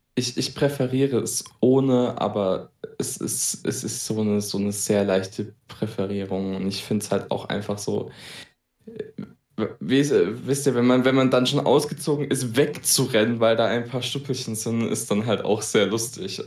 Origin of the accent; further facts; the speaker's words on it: Baden-Württemberg, Germany; ich komme aus Baden-Württemberg.